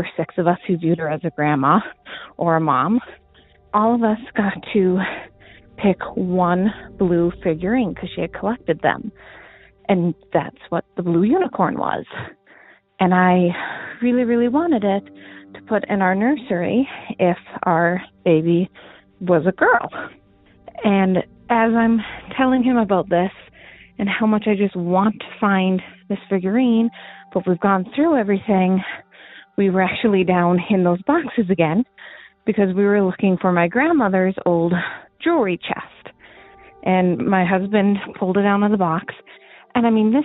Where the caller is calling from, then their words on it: Montana, United States; moved away; I'm calling from Montana